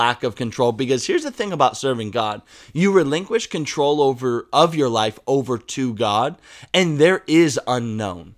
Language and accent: English; United States; accent: American English; my American English